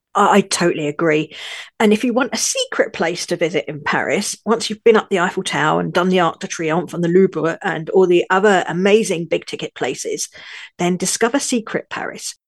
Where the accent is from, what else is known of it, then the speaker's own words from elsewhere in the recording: London, United Kingdom; also born or lived in northern France; now in France; I'm a Londoner now living in northern France.